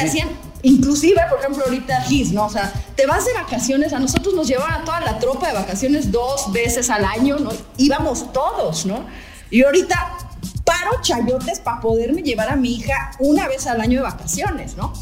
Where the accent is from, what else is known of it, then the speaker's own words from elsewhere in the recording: Puebla, Mexico; also born or lived in Playa del Carmen / Tulum; aquí en Puebla, que somos conservadores con los chiles en Nogada y somos conservadores con todo